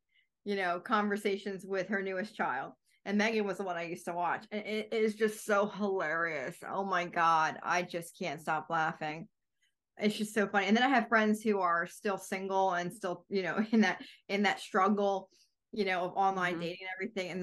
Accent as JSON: {"language": "English", "region": "New Jersey", "country": "United States", "moved": "yes", "lives_now": "Virginia, United States", "said": "I'm originally from New Jersey"}